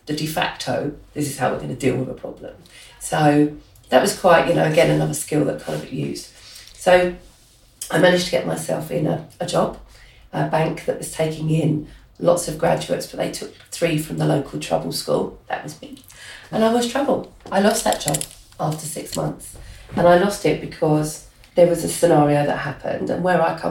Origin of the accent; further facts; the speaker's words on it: London, United Kingdom; accent: Cockney; growing up in Hackney